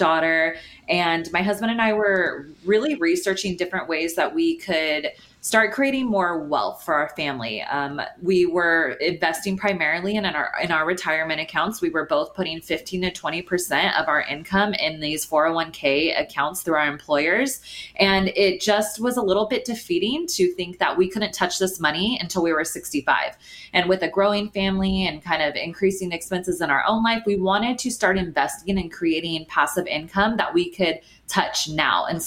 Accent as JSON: {"language": "English", "town": "Sacramento", "region": "California", "country": "United States", "tie": "born or raised there", "lives_now": "Los Angeles, United States", "said": "I grew up in Sacramento"}